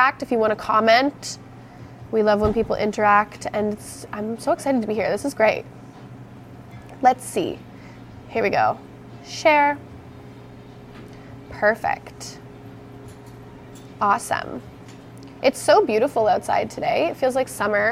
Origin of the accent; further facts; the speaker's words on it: Welland, Ontario, Canada; born and raised in Welland, Ontario. Don't live here anymore